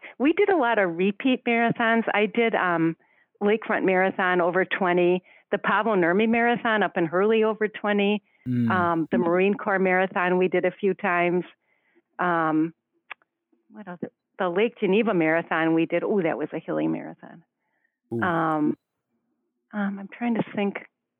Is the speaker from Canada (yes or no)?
no; Ireland; I'm Irish, well, half Irish, half German